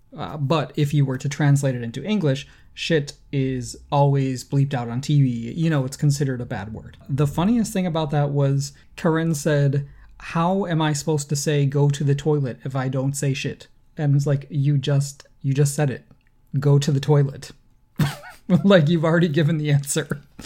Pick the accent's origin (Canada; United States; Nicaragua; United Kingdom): United States; as an American